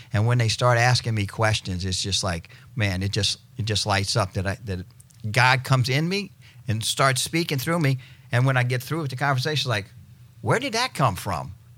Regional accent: New Orleans, Louisiana, United States; moved away as an adult; now in Destin, United States; I'm originally from New Orleans. Uh, moved here in 96

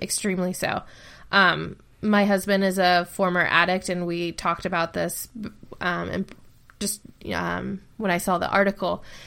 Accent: Ohio, United States; I live in Ohio, and Ohio ha, like, my hometown has a huge opioid problem

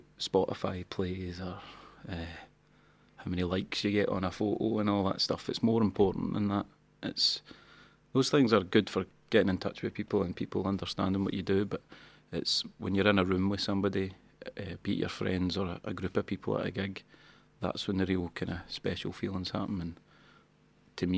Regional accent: Banton, Scotland, United Kingdom; also born or lived in Kilsyth; I'm from Banton

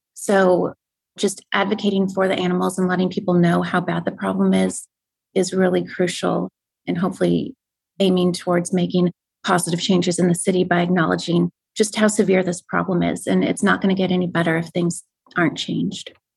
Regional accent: Wisconsin, United States; moved away; I'm originally from Wisconsin.

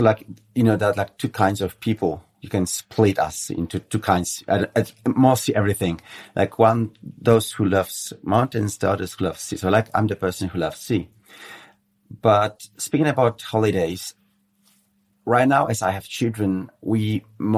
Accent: Warsaw, Masovian Voivodeship, Poland; Poland's my home country and my capital. I mean, Warsaw, Polish capital, is my hometown

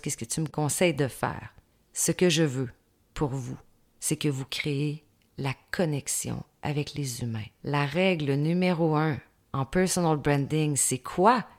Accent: Saint-Georges, Quebec, Canada; je viens de la ville de Saint-Georges-de-Beauce, une ville de 35 000 habitants

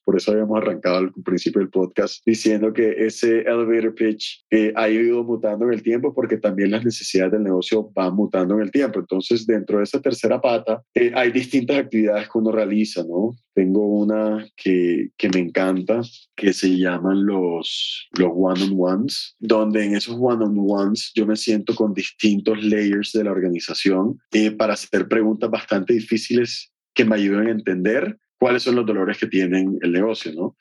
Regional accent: Barranquilla, Atlántico, Colombia; en el garaje de mi casa en Barranquilla, de donde vengo hoy

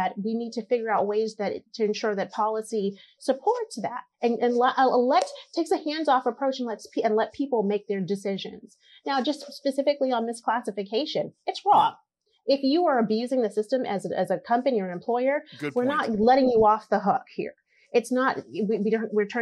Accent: Boston, Massachusetts, United States; also born or lived in Caribbean; I'm an immigrant. I'm a naturalized citizen now. I came from the Caribbean, moved to Boston. In the ghetto

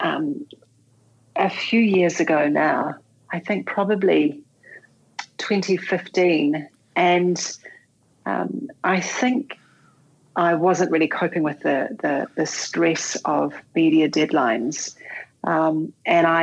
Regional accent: Canterbury, New Zealand; I was born and bred in Canterbury, and I went to a military camp school. I went to Burnham Military Camp

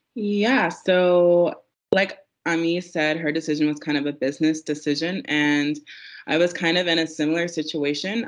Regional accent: South Carolina, United States; moved away as an adult; also born or lived in Texas / Korea; I'm originally from South Carolina

